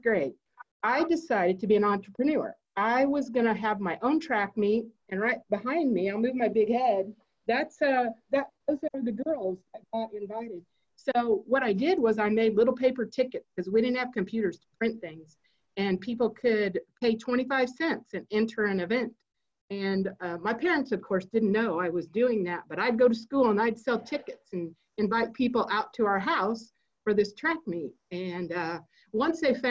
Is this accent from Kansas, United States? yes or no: yes; Miltonvale, Kansas, United States; I grew up in Miltonville, Kansas, which was a small community at the time.